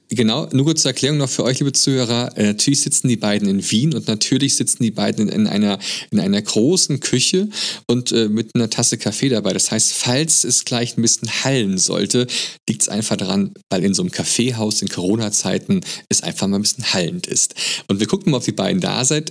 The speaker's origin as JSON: {"language": "German", "country": "Germany", "said": "bei uns in Deutschland im Abitur"}